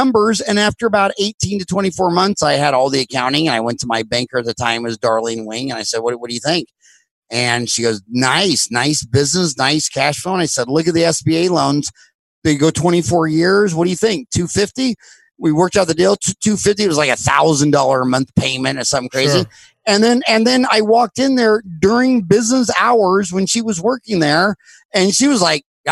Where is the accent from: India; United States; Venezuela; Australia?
United States; Kansas; moved away as an adult; now in Phoenix, United States; growing up in Kansas